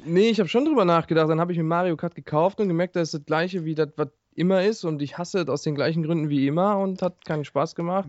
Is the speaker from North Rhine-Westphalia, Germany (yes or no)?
yes; Ruhr area, near Duisburg, North Rhine-Westphalia, Germany; ich komme aus dem Ruhrpott